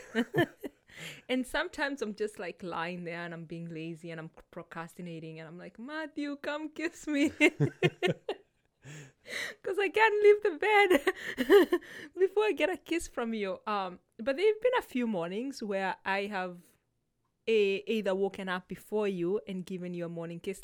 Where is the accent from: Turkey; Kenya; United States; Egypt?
Kenya; moved away; I grew up in Kenya